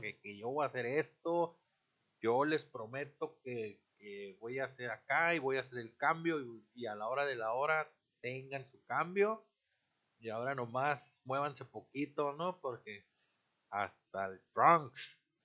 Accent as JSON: {"language": "Spanish", "country": "Mexico", "said": "somos un mexicano más en este país"}